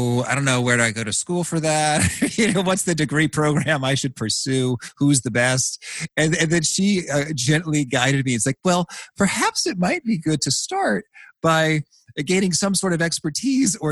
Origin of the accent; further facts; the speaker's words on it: Danville, Illinois, United States; when I was just a kid growing up in Danville, Illinois